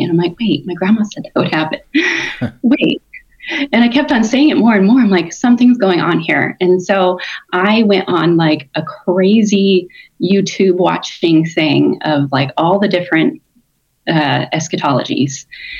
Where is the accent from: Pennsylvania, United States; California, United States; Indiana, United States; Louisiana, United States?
California, United States; also born or lived in Oregon; now in Tennessee, United States; We moved to Tennessee from Oregon, originally from California.